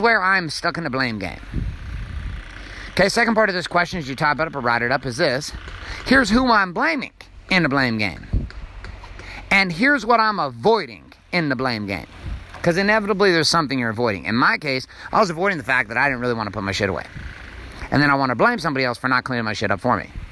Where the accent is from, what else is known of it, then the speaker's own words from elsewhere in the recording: Stockton, California, United States; I grew up in Stockton, California